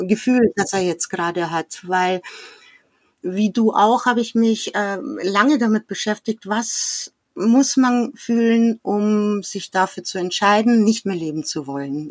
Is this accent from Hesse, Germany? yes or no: no; Munich, Bavaria, Germany; wir sind im, direkt in München aufgewachsen, ziemlich zentral